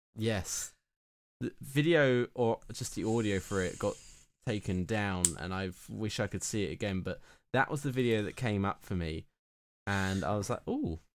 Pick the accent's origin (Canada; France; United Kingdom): United Kingdom; being British